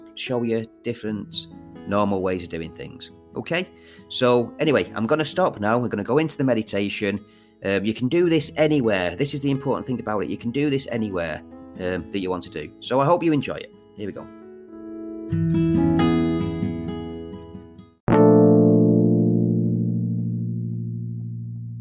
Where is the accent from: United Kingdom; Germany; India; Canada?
United Kingdom; Manchester, North West England; I am from Manchester.